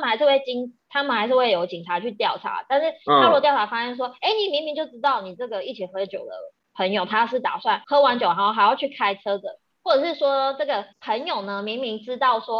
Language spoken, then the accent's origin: Chinese; Japan; Chinese is a second language; 因为我们日本人最多什么哦，就得规矩啊